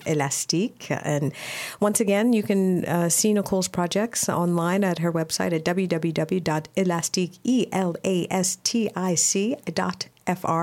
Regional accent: United States; I'm obviously from North America, I'm from the U.S.

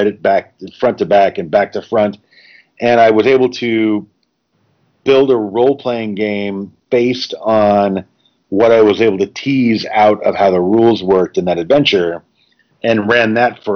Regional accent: Tennessee, United States; also born or lived in Smithtown, Long Island, New York / Grand Rapids, Michigan; I did grow up in Tennessee, but it's taken me almost 30 years to claim that I am I'm a native

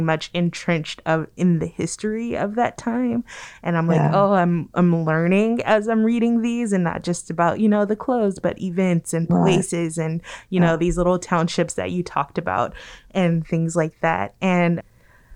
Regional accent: Compton, California, United States; I grew up primarily in Compton, California

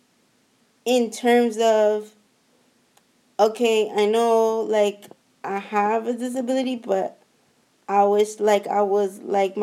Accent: San Francisco, California, United States; I am from San Francisco, the Bay Area. I was born and raised there

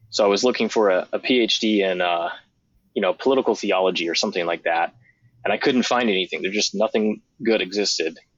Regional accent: Georgia, United States; also born or lived in Texas / Maine; I was born in the South, born in Texas, grew up some in Georgia. It's where my mom's from, and then uh, lived for 20 years in Maine and New England um, for my dad's work.

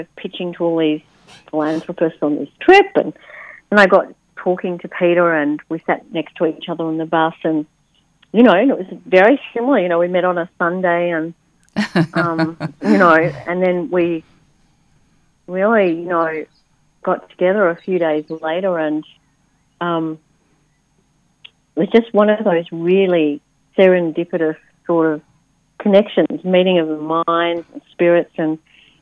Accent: Netherlands; I was born in the Netherlands

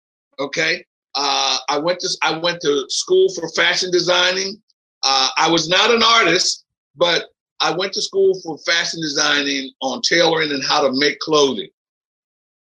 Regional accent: Philadelphia, Pennsylvania, United States; moved away as an adult; also born or lived in Manhattan, New York / New Jersey; Philly, that's my hometown. I'm there all the time. My mom's still there

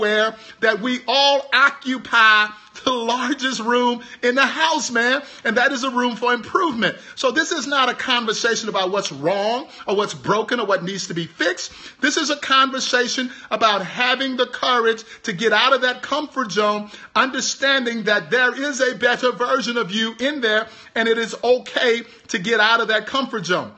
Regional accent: Houston, Texas, United States; I'm from Houston, Texas.

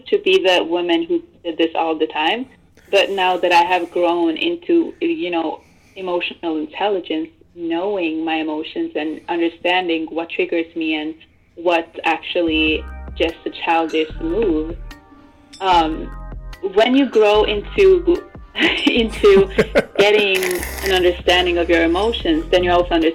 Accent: Norway; I was born in Norway

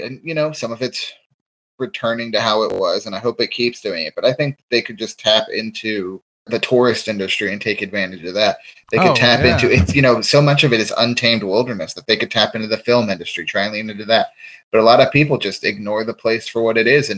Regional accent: Charleston, West Virginia, United States; I grew up in Charleston

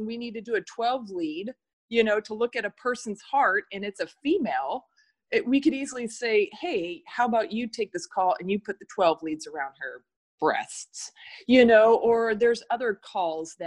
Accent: Long Beach, California, United States; moved away as an adult; now in Oregon, United States; I grew up in Long Beach, California

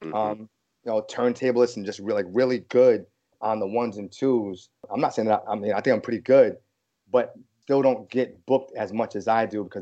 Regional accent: New England, United States; I'm from the north. I'm from New England

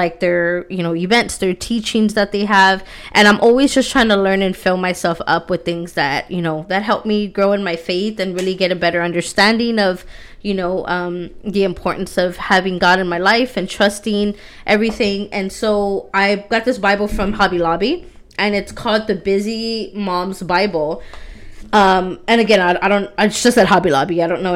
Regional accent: Texas, United States; I'm from Texas

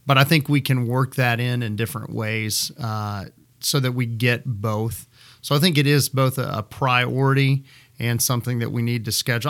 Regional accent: Midland, Texas, United States; moved away as an adult; also born or lived in Florida / Kansas City; I am a native Midlander. Uh, I grew up in Midland

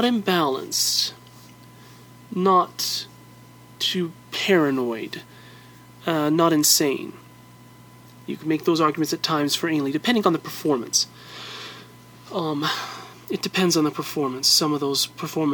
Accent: United States; I'm an American still

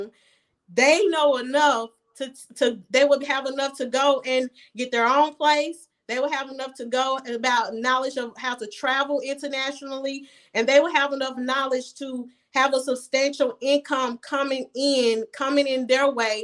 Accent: United States; moved away as an adult; also born or lived in Ghana; I was born here

